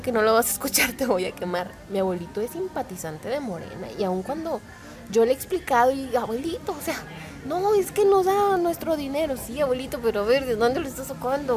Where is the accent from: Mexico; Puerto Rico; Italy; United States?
Mexico